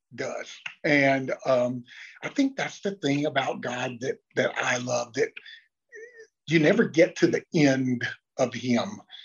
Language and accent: English; Lexington, North Carolina, United States; also born or lived in Mooresville, North Carolina; now in Charlotte, United States; I grew up in Lexington, which is about an hour to the east, northeast